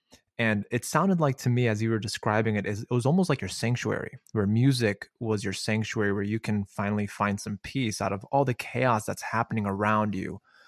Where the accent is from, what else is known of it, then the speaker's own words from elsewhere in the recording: Chicago, Illinois, United States; Well, yeah, I'm also from Chicago.